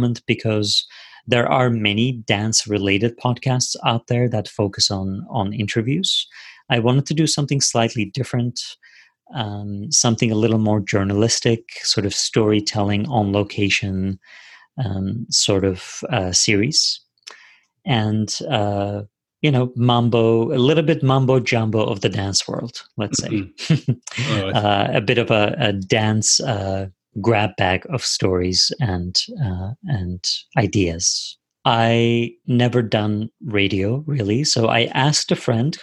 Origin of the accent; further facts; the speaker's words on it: Turkey; English is a second language; also born or lived in United States; now in Canada; I was born in Turkey and I was raised in Turkey, and I'm an immigrant in this country